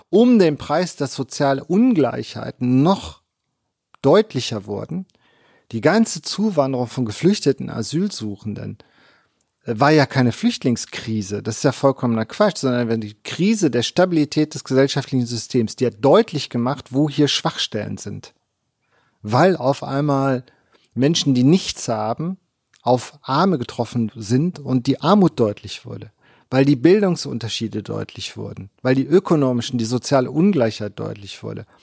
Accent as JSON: {"language": "German", "region": "East Germany", "country": "Germany", "lives_now": "Bielefeld, Germany", "said": "ich nach Bielefeld gekommen bin, habe ich zur Verunsicherung meiner Studierenden immer gesagt, ich bin Ossi."}